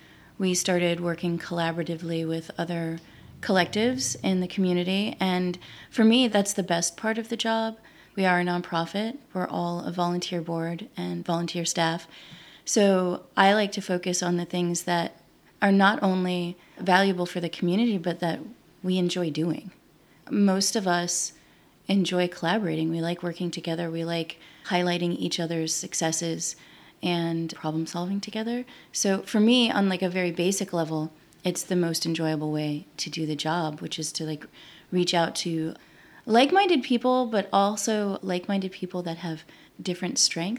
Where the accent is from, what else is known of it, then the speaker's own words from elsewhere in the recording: Tampa, Florida, United States; at least growing up in Tampa, there were so many USF faculty members and all the artists and musicians that I knew all lived in Sonal Heights.